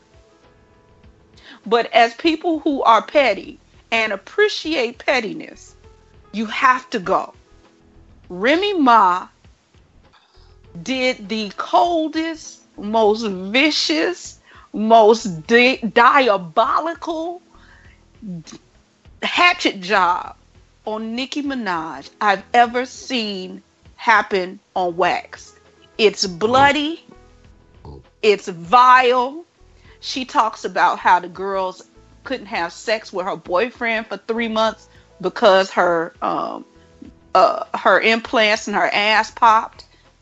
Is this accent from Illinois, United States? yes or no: yes; Chicago, Illinois, United States; That's my hometown